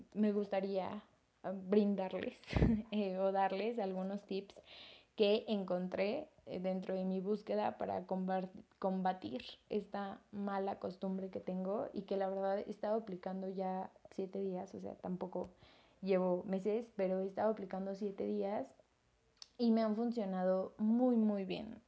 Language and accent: Spanish; Mexico; yo soy mexicana